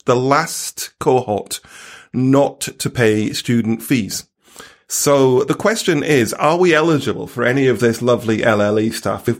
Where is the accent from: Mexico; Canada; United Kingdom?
United Kingdom; Stockton-on-Tees, North East England; moved away; my hometown of Stockton-on-Tees